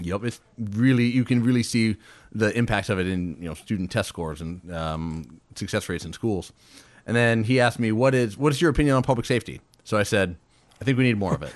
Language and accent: English; Fairbanks, Alaska, United States; born and raised in Fairbanks.